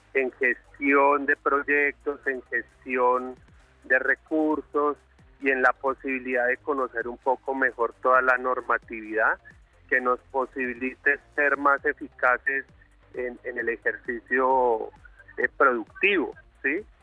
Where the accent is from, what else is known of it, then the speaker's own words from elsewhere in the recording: Colombia; los colombianos